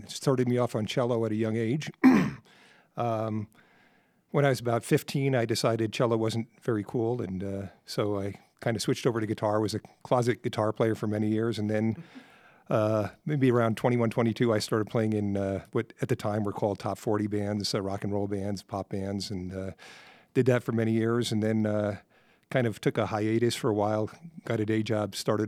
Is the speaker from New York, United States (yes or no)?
yes; New York City area, United States; moved away as an adult; also born or lived in California; now in Colorado Springs, United States; I grew up in the New York City area, suburbia. Went to school in at Fordham University in the Bronx, and so I'm a New Yorker